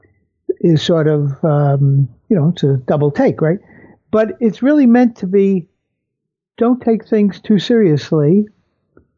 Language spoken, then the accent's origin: English; New York City, New York, United States; I had my first cars growing up in Brooklyn